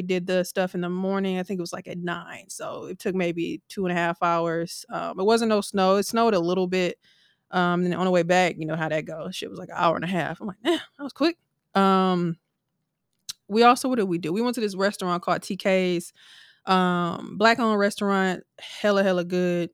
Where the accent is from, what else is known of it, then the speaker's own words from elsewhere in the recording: Milwaukee, Wisconsin, United States; I was from Milwaukee